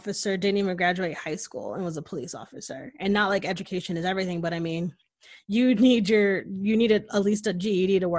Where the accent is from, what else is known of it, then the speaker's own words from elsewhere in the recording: Connecticut, United States; moved away as an adult; now in Austin, United States; growing up in Connecticut, Connecticut is very liberal and progressive